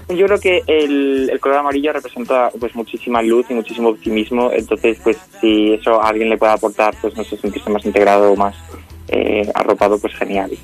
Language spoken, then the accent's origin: Spanish; Extremadura, Spain; yo además soy de Extremadura